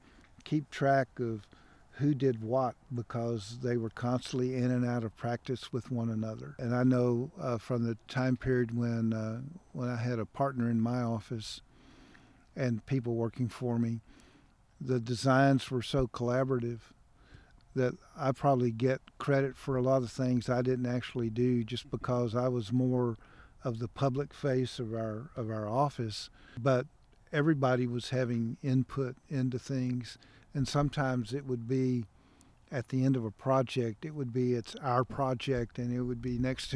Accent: Waco, Texas, United States; Waco's my hometown. All of my mother's family, all of my family was here. We've been here since 1870

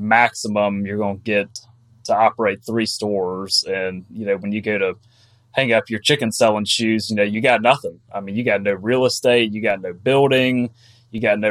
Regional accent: Athens, Georgia, United States; now in Raleigh, United States; I'm from Georgia originally, from Athens, Georgia. Live in Raleigh, North Carolina now

